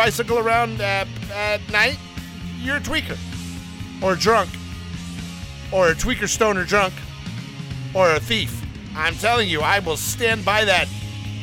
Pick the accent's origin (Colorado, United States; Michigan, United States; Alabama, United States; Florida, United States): Alabama, United States; I'm from Alabama